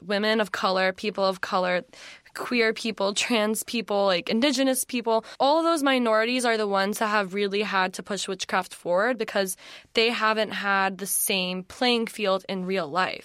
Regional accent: Atlanta, Georgia, United States; moved away as an adult; also born or lived in South Carolina; I grew up in Atlanta, in, outside of Atlanta, went to school in South Carolina

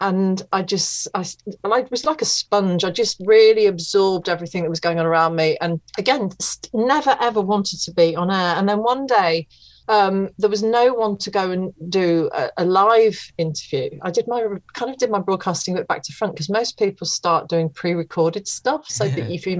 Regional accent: East Midlands, United Kingdom; So I called my local radio station, which was Radio Leicester, because I'm from Leicestershire, and I'd gone back to live with my mum and dad after university

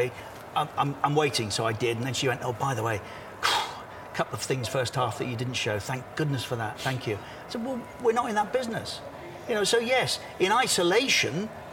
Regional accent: Coventry, West Midlands, United Kingdom; now in Qatar; Coventry, my hometown

